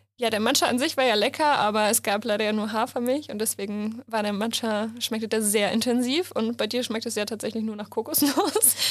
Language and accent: German; Hamburg, Germany; ich komme aus Hamburg